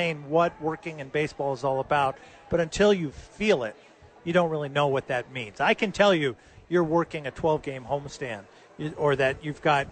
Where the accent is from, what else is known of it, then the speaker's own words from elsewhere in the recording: Los Angeles, California, United States; now in Albuquerque, United States; when I was a kid growing up in Los Angeles